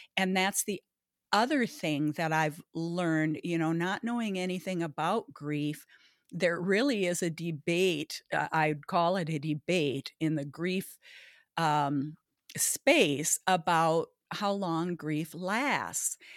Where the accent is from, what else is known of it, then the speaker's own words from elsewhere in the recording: Baudette, Minnesota, United States; now in Bloomington, United States; I grew up, uh, in Baudette, Minnesota, the walleye capital of the world